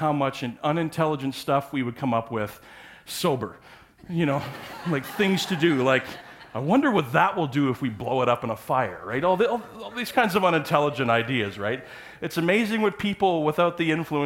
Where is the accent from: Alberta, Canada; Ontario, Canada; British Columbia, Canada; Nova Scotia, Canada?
Ontario, Canada; Parry Sound; I grew up on Georgian Bay in Parry Sound area